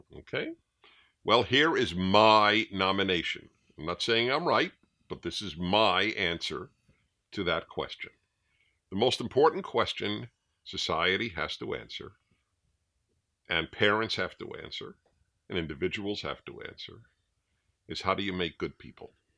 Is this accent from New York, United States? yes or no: yes; New York City, New York, United States; I grew up in New York City, in Brooklyn